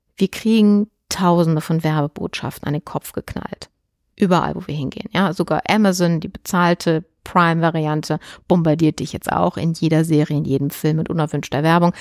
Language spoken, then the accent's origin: German; Germany; bei uns in Deutschland